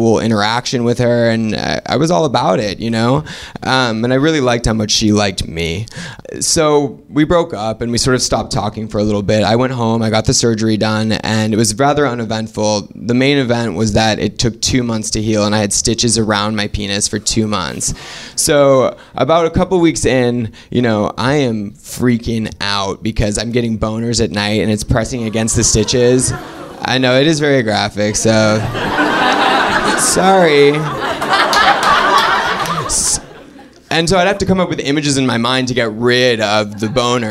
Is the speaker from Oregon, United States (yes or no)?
yes; Oregon, United States